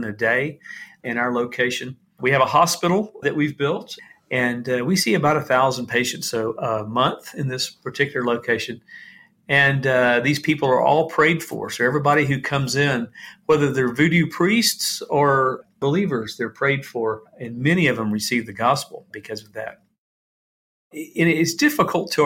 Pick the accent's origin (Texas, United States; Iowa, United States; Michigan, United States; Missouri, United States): Texas, United States; Dallas; moved away as an adult; now in Haiti; Growing up, I had the best of everything. My dad is a surgeon, and we're generations from Dallas, Texas